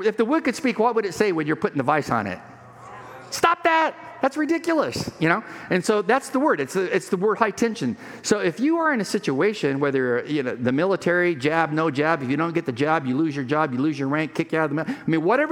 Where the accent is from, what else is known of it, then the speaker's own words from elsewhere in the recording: Imperial Valley, California, United States; moved away; When I was in high school, living on the Mexican border, Mexicali, Mexico, where I grew up in the Piro Valley near Yuma